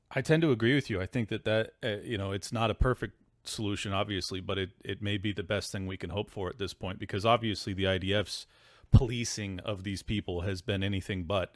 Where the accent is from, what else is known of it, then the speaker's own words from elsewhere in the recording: United States; as an American man